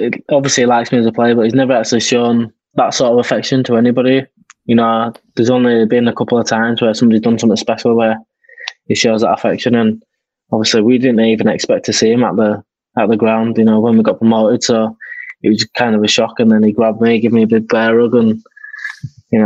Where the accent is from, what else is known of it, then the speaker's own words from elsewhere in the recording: Yorkshire and the Humber, United Kingdom; I'm in my hometown club. You know, I've been there since I was 14